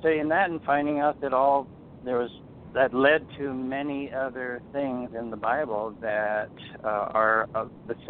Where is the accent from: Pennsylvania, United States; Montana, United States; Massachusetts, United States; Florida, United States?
Montana, United States; close to Great Falls; I I grew up out here in Montana, close to Great Falls, in a very small town on a farm